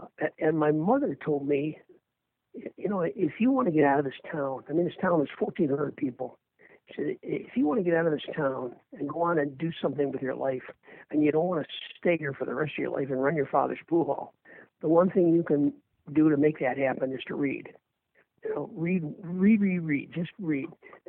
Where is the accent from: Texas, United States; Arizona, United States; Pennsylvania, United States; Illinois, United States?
Illinois, United States; Earlville; moved away as an adult; also born or lived in Berwyn, Illinois; now in Boston, United States; I grew up in a little farm town called Earlville, Illinois, which is 72 miles kind of southwest of Chicago